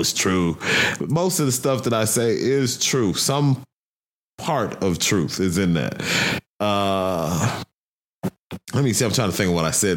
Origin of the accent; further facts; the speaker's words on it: Chicago, Illinois, United States; now in Denver, United States; I'm from Chicago, South Side